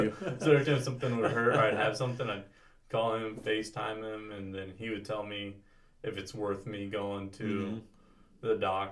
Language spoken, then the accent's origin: English; California, United States; born or raised there